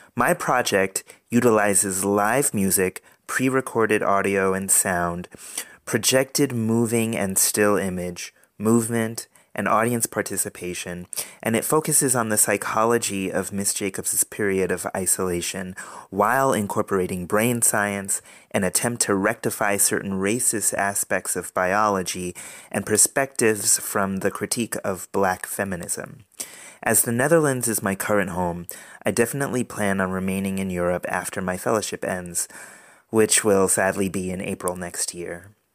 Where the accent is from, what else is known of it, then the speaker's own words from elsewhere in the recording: Providence, Rhode Island, United States; moved away as an adult; also born or lived in Boston, Massachusetts; Growing up in Providence, Rhode Island